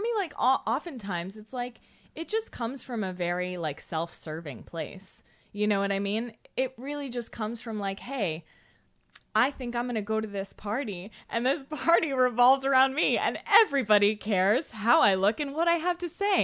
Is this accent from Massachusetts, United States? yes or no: yes; Andover, Massachusetts, United States; I'm from Andover, Massachusetts.